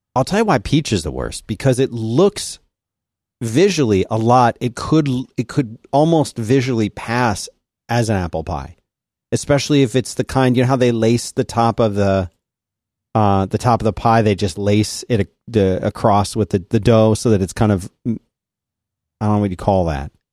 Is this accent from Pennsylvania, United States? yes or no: yes; Philadelphia, Pennsylvania, United States; I said, Philadelphia.